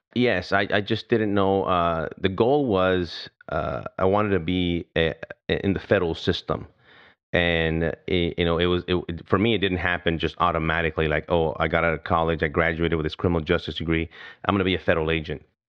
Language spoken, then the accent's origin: English; El Paso, Texas, United States; I grew up in El Paso, Texas, a border town